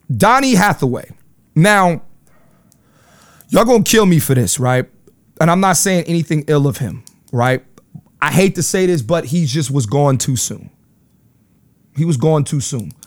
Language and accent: English; Philadelphia, Pennsylvania, United States; moved away; I'm from Philly